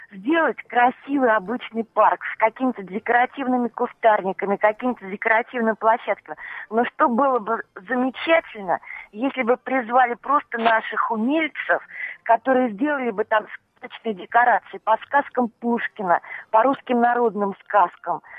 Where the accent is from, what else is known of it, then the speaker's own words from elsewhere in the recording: Moscow, Russia; поскольку как, как москвичка я неравнодушна к своей любимой Москве